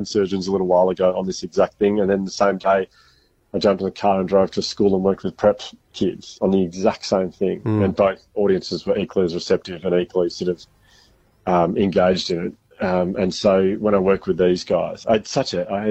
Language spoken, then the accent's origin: English; Melbourne, Victoria, Australia; I'm from Melbourne, so we don't really have rugby league much down here